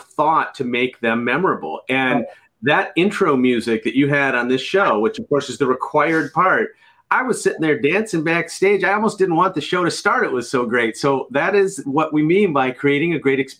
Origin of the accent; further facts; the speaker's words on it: Chicago, Illinois, United States; I'm from Chicago